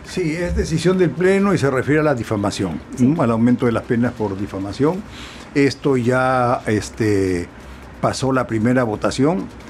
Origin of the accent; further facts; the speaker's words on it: Peru; yo también como muchos peruanos